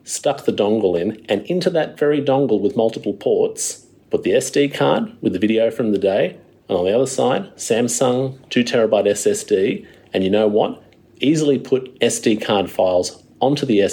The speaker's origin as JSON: {"language": "English", "town": "Wollongong", "region": "New South Wales", "country": "Australia", "tie": "born or raised there", "said": "my hometown of Wollongong"}